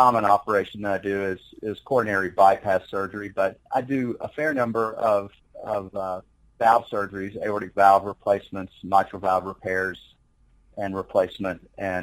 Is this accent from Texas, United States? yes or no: yes; Corsicana, Texas, United States; also born or lived in Sewanee, Tennessee / Tucson, Arizona / Columbia, Missouri; now in Midland, United States; I grew up in Central Texas in Corsicana